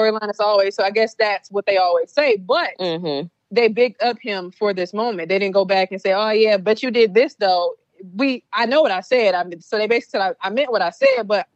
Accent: Louisiana, United States; I'm from Louisiana

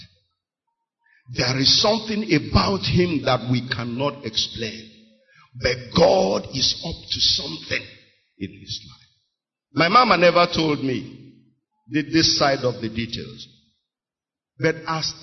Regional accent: Onitsha, Anambra, Nigeria; I was born and raised in Onitsha

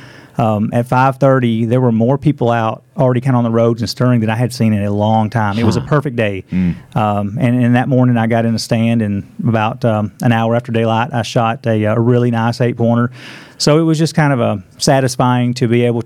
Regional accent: Middle Tennessee, United States; also born or lived in Smith County, Tennessee; I'm from Middle Tennessee

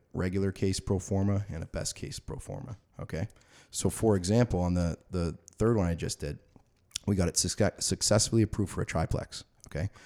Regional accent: Orangeville, Ontario, Canada; I grew up in the Orangeville area

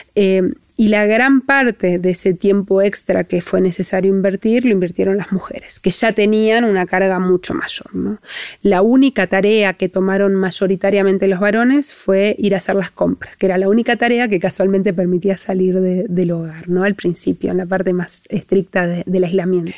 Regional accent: Argentina

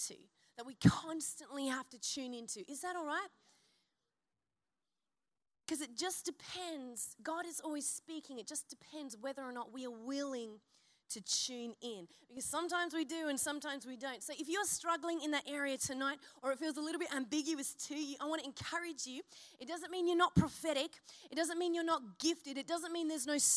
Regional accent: Byron Bay, New South Wales, Australia; I'm from Byron and there's many a flag waver in my, you know, my region

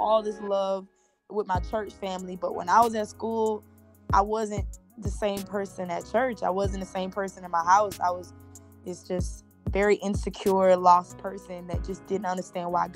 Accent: Fort Lauderdale, Florida, United States; I'm from Fort Lauderdale, Florida

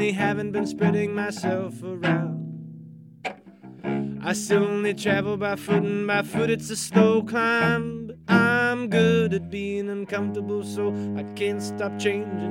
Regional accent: Kentucky, United States; all the multi-genre stuff that I grew up with here in Kentucky

